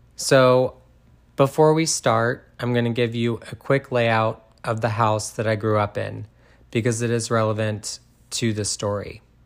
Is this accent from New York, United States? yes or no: no; Groveport, Ohio, United States; I was born and raised in Groveport, Ohio